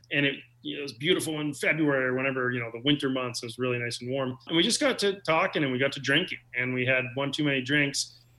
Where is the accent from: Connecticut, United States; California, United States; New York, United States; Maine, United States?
Maine, United States; Cape Elizabeth; moved away as an adult; also born or lived in Worcester, Massachusetts / Boston; I grew up in Maine and lived in Cape Elizabeth all of my life.